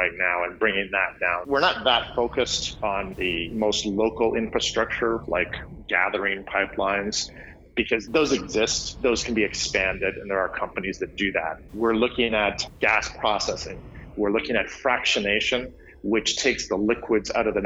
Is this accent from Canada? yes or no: yes; Canada; moved away as an adult; also born or lived in Alberta, Canada; now in California, United States; I'm actually Canadian originally